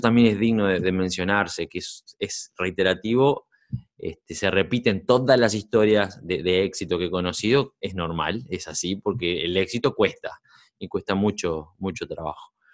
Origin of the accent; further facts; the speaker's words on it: Uruguay; moved away; soy uruguayo, nací, yo nací en Uruguay y me crié allá.